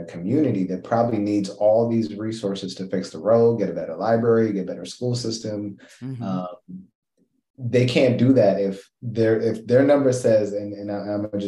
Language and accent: English; Kenya; I'm Kenyan